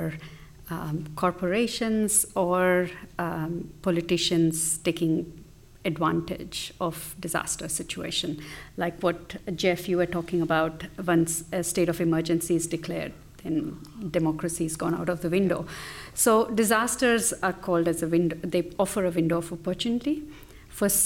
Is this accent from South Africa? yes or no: no; Australia; I'm from Indian heritage, but am Australian